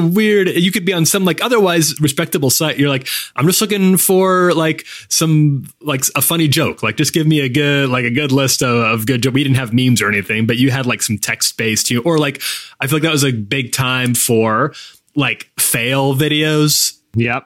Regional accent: Midwest, United States; moved away; also born or lived in Chicago; I grew up in in the Midwest

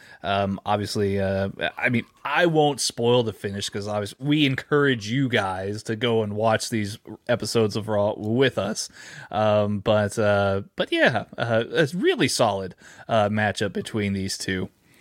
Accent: San Antonio, Texas, United States; I was born in San Antonio.

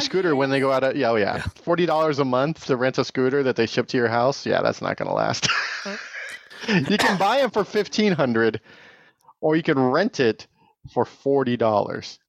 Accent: Tehachapi, California, United States; my hometown

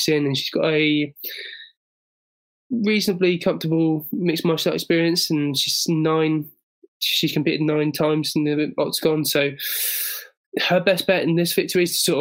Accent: England, United Kingdom; as an Englishman

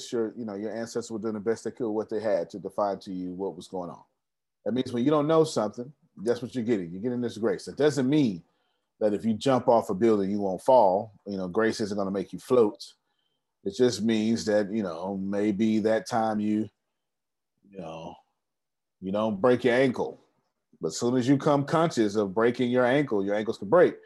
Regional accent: Texas, United States; I'm such a Texan.

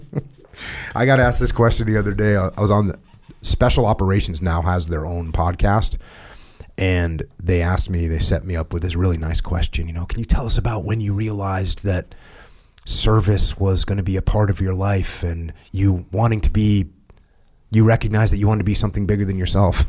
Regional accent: Connecticut and Maine, New England, United States; moved away; I grew up in Connecticut and Maine

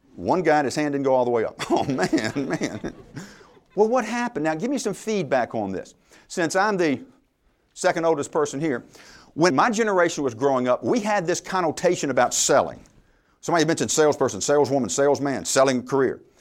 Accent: Louisiana, United States; I'm from Louisiana.

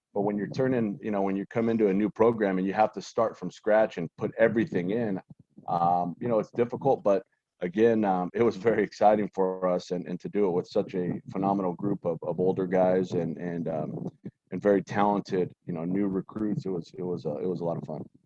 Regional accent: San Gabriel Valley, Southern California, United States; born and raised in Southern California and, and in the San Gabriel Valley

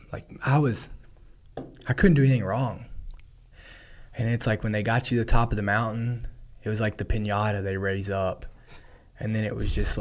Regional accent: Kentucky, United States; my hometown

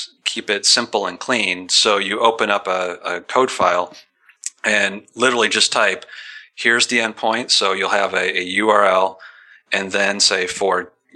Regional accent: Detroit, Michigan, United States; now in Seattle, United States; I'm from Detroit.

